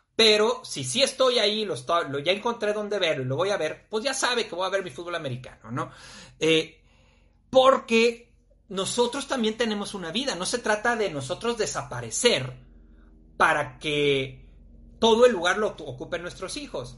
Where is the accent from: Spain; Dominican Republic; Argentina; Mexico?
Mexico; Torreón, Coahuila; now in Guadalajara, Mexico; yo soy de allá, de Torreón